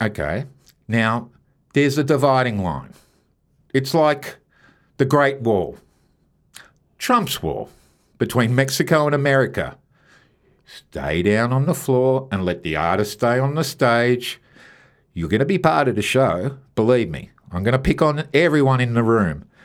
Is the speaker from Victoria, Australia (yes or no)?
yes; Melbourne, Victoria, Australia; from Melbourne, Australia